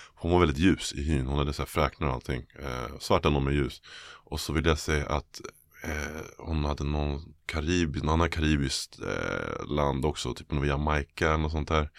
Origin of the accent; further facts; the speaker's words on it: Täby, Stockholm County, Sweden; also born or lived in Bromma, Stockholm / United States; jag föddes i, i jag i Täby faktiskt, mm, okay. norrort. Ehm, flyttade till pappa i Abrahamsberg, Bromma när jag var 15, när jag började gymnasiet på Solna. Okay. Men majoriteten av tiden spenderade faktiskt i Täby skulle jag säga